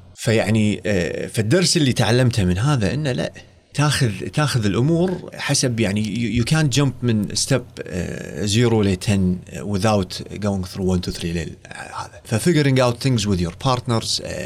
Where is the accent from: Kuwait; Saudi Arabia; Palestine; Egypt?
Kuwait; also born or lived in United States; رديت الكويت وظفت بوزاره الصحه